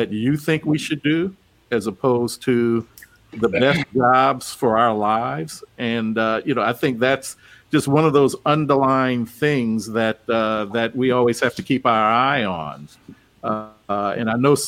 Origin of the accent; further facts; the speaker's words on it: Opelousas, Louisiana, United States; moved away; My hometown of Opelousas is not that great, and I've never had a desire to go back and live there.